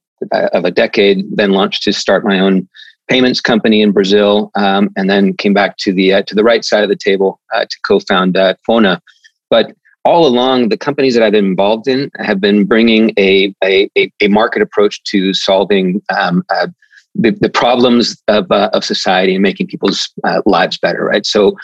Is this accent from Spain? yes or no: yes; Spain; also born or lived in Central America; I grew up in Spain, grew up in Central America, so Spanish is a second first language.